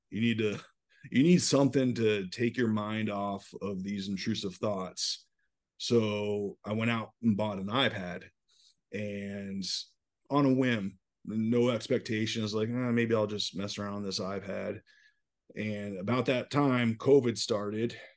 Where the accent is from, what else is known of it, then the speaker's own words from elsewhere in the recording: Newport, Rhode Island, United States; moved away as an adult; also born or lived in upstate New York; I grew up right outside Newport, Rhode Island